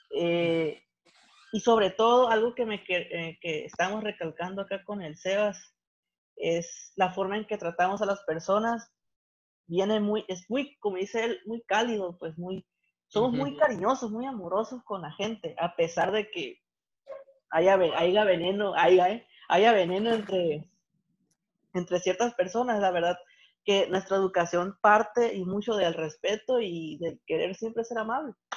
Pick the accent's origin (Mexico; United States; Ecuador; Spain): Mexico; Santa Rosalía, Baja California Sur; mi Santa Rosalía, que a pesar de que estamos en un estado, yo estoy más al norte que ellos